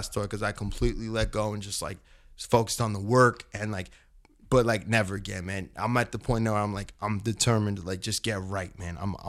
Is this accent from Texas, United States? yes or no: no; Southwest New Hampshire, United States; moved away; I'm from Southwest New Hampshire.